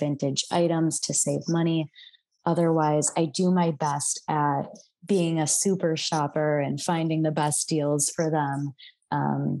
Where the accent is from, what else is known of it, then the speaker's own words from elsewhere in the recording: Midwest, United States; now in San Francisco Bay Area, United States; And I grew up in the Midwest